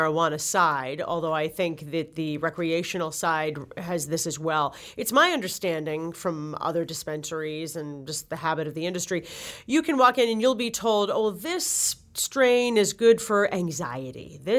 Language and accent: English; Shrewsbury, Massachusetts, United States; my hometown of Shrewsbury.